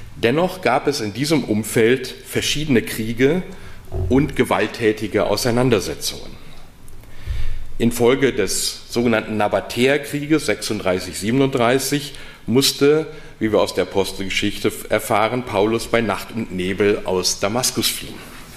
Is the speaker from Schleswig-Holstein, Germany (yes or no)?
no; North Rhine-Westphalia, Germany; accent: Westphalian; now in Heidelberg, Germany; als gebürtiger Westfale